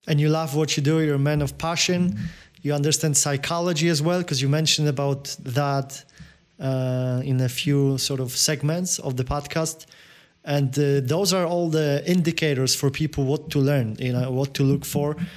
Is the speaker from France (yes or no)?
no; Poland; accent: Polish; English is a second language; my accent, you know the Pol- Polak crazy Polak accent